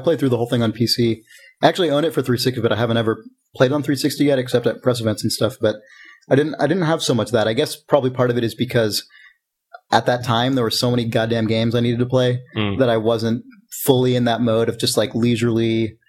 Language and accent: English; England, United Kingdom; It's just a joke. I'm English. We find this shit funny.